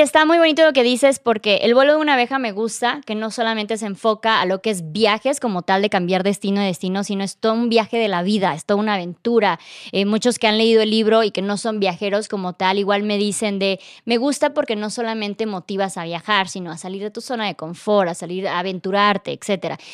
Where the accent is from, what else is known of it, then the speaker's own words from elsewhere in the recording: Tuxtla Gutiérrez, Chiapas, Mexico; moved away; Yo, no, Tuxla